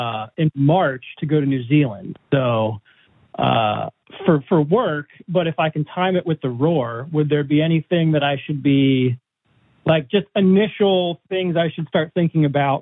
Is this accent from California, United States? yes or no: no; Pennsylvania, United States; I'm from Pennsylvania.